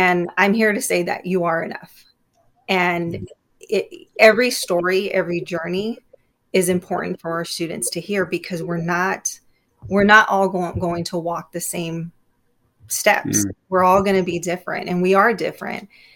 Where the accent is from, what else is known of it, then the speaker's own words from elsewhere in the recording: Immokalee, Florida, United States; I grew up in Immokalee